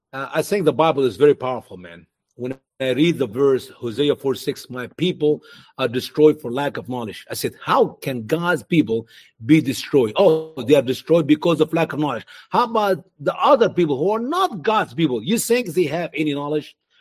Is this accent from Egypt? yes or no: yes; Egypt; now in United States; in my home country, Egypt